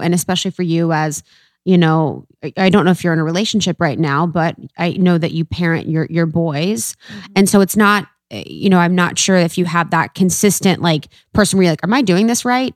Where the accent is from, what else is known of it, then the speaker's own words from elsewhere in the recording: Ohio, United States; I'm from Ohio.